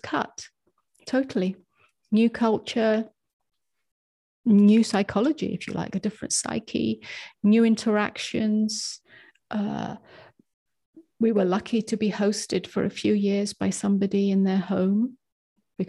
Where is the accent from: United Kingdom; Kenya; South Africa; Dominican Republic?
United Kingdom; England; moved away as an adult; now in United States; I was brought up as English